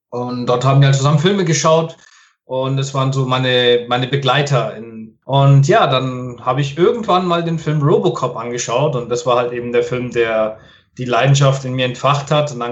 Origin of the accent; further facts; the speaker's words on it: Nuremberg, Bavaria, Germany; born there; Ich bin eigentlich ganzer Italiener, sprich, ich bin zwar in mm. Nürnberg geboren, aber ich bin tatsächlich ein Vollblut-Italiener